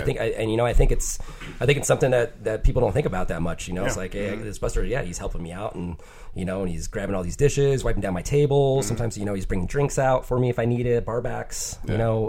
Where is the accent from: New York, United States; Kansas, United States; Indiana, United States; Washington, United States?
Washington, United States; Bremerton; also born or lived in Silverdale, Washington; now in Olympia, United States; I grew up in Bremerton, Silverdale, and so military town.